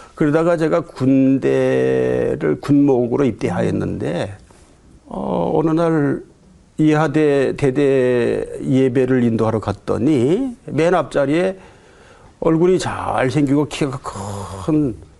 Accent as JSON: {"language": "Korean", "region": "Gangwon", "country": "South Korea", "tie": "born or raised there", "moved": "as an adult", "lives_now": "Ansan, South Korea", "said": "제가 강원도에서 자라면서 정말 열심히 공부했거든요"}